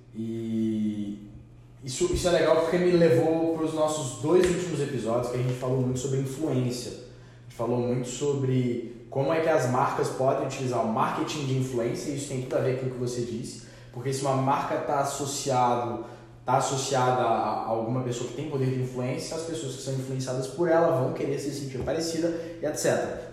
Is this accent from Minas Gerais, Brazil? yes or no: yes; Minas Gerais, Brazil; a gente é mineiro